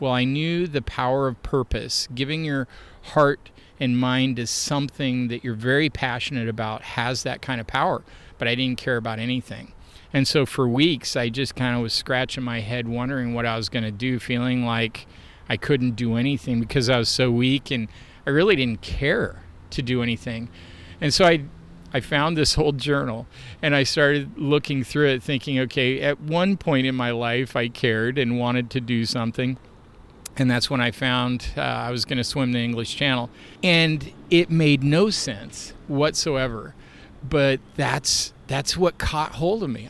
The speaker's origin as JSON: {"language": "English", "town": "Portland", "region": "Oregon", "country": "United States", "tie": "born or raised there", "also_born_or_lived": "Kansas", "moved": "as an adult", "said": "I grew up here in Portland"}